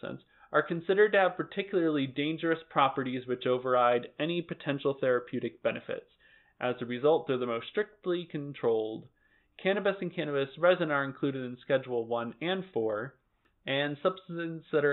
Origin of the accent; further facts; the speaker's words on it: Lee, Massachusetts, United States; my hometown of Lee.